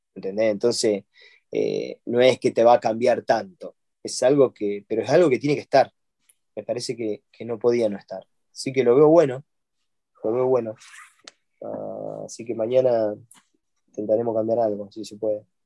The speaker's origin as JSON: {"language": "Spanish", "country": "Argentina"}